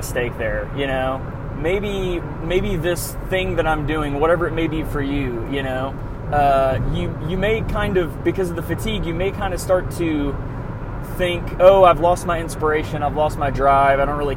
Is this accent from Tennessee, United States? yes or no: yes; Nashville, Tennessee, United States; moved away; I'm from Nashville originally